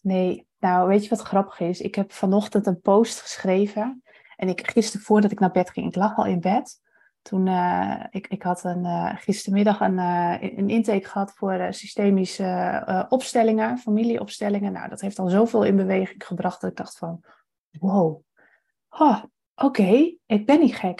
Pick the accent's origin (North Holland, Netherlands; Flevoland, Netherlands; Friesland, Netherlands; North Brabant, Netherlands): Friesland, Netherlands; moved away; ik kom dus oorspronkelijk uit Friesland